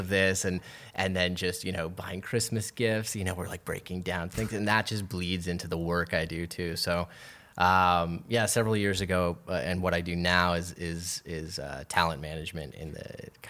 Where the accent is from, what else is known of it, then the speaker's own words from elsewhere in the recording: Waterloo, Ontario, Canada; moved away as an adult; now in Toronto, Canada; Waterloo. So Waterloo. Just outside of, you know, an hour and a half away from Toronto.